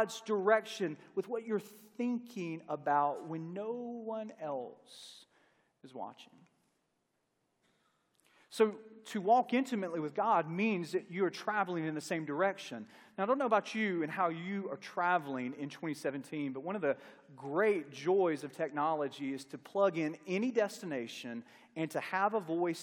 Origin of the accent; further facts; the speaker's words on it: Longview, Mississippi, United States; I'm from a small town right outside of Starkville, Mississippi